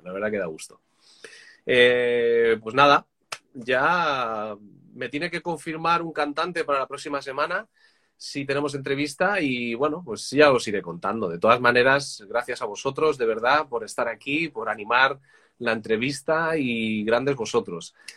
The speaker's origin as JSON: {"language": "Spanish", "town": "Madrid", "region": "Community of Madrid", "country": "Spain", "moved": "yes", "lives_now": "Catalonia, Spain", "said": "yo soy de Madrid, pero vivo ahora en Cataluña"}